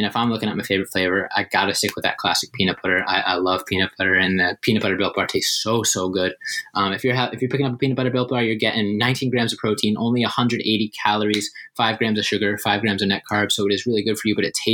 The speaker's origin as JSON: {"language": "English", "town": "Boston", "region": "Massachusetts", "country": "United States", "tie": "born or raised there", "said": "Growing up in Boston"}